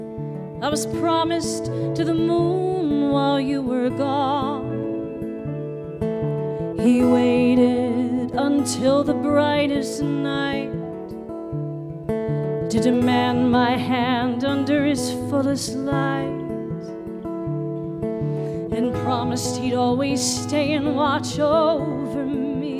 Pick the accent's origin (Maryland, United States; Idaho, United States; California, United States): Maryland, United States; Baltimore; now in Nashville, United States; I was born in Baltimore, Maryland